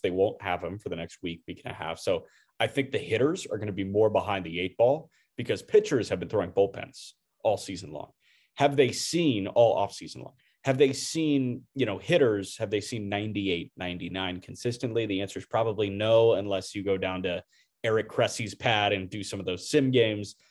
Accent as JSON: {"language": "English", "town": "Chicago", "region": "Illinois", "country": "United States", "said": "as a Chicagoan"}